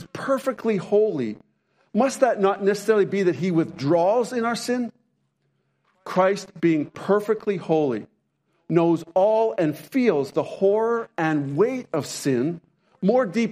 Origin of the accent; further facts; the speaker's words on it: Canada; also born or lived in Montana; I'm Canadian, but we lived for a few years in Montana